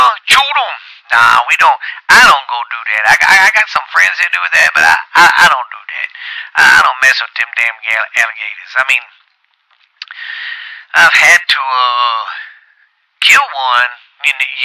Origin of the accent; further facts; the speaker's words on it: Louisiana, United States; I'm from Louisiana